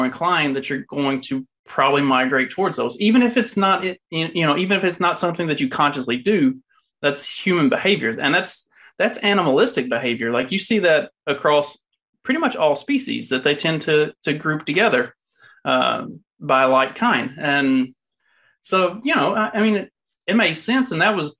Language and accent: English; the South, United States; accent: Southern; moved away; I don't live in the South currently, but if you can't tell by my accent, I'm pretty Southern.